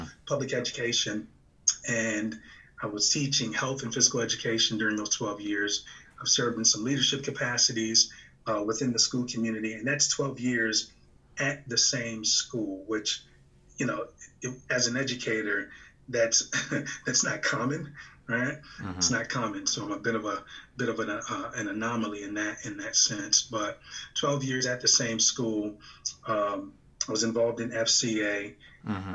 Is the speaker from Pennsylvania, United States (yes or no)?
no; Virginia, United States; moved away as an adult; now in Michigan, United States; I'm originally from Virginia